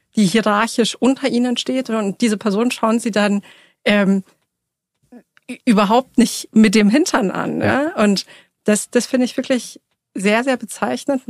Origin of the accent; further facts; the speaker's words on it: Munich, Bavaria, Germany; Ich bin in München geboren und aufgewachsen, im Münchner Westend